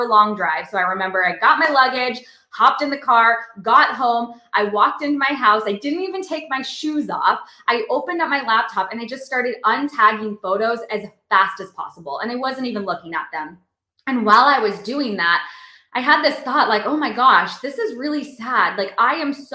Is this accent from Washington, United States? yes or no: yes; Seattle, Washington, United States; moved away as an adult; also born or lived in North Carolina; I moved across the country from Seattle to North Carolina